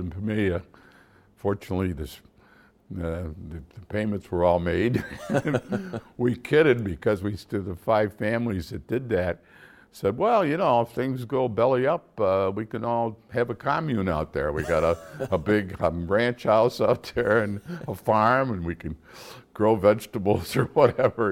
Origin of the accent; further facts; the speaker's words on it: Syracuse, New York, United States; moved away as an adult; also born or lived in Geneva, New York / Manhattan; now in Northern New York, United States; I really grew up in, uh, Syracuse, although I was born in Geneva, but I spent most of my growing up years from, like, third or fourth grade